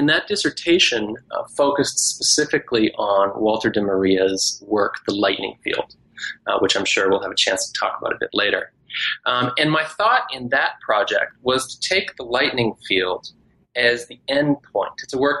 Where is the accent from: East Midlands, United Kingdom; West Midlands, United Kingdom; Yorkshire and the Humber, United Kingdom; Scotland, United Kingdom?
Scotland, United Kingdom; also born or lived in Canada / Texas; I am Canadian by birth, but I grew up in different places, including Scotland and Texas.